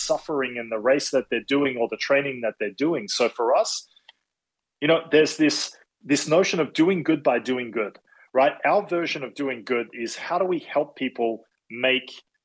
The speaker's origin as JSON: {"language": "English", "country": "Australia", "also_born_or_lived": "Madrid, Spain", "moved": "as an adult", "lives_now": "Boston, United States", "said": "being Australian"}